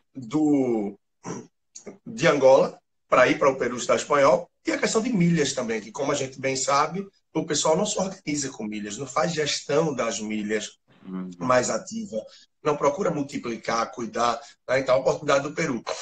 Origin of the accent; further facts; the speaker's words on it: Recife, Pernambuco, Brazil; sou de Recife, formado em administração